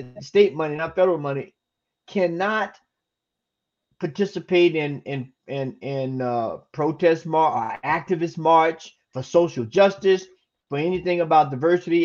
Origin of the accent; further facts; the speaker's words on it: Florida, United States; He's in my home state. I was born and raised in Florida